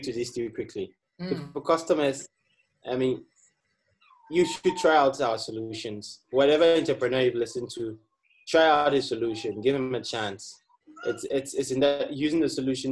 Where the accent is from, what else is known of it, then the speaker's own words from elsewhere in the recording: Ghana; moved away; Growing up in Ghana, you grow up in the community and you have this community sense.